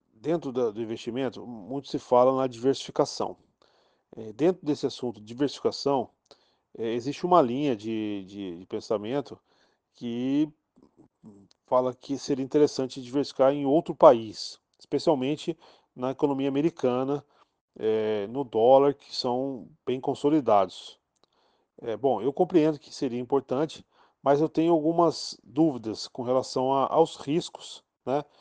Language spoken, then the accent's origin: Portuguese; Guaratinguetá, São Paulo, Brazil; moved away as an adult; now in Rio de Janeiro, Brazil; Sou da cidade de Guaratinguetá, no interior de São Paulo, mas moro no Rio de Janeiro há dez anos.